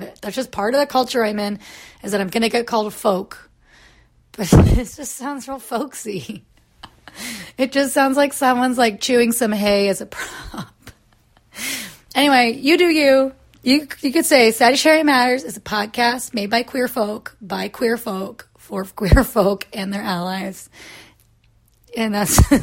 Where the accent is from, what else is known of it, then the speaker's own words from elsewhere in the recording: United States; moved away; also born or lived in Florida / Kansas; I grew up in Florida and in Kansas, both places very rich in y'all culture